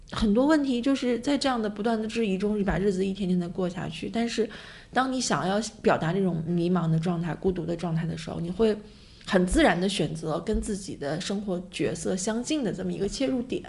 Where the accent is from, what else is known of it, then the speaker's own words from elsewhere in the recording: Beijing, China; 我从小就在北京生活，然后毕业、工作、结婚、生孩子